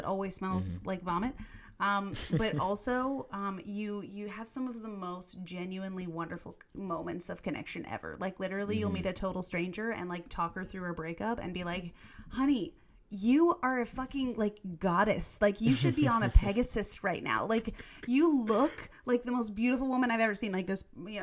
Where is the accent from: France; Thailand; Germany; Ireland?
Germany; moved away; I grew up in Germany